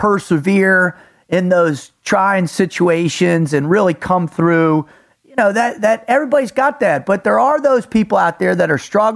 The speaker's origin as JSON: {"language": "English", "region": "South Florida", "country": "United States", "tie": "born or raised there", "said": "I grew up in South Florida"}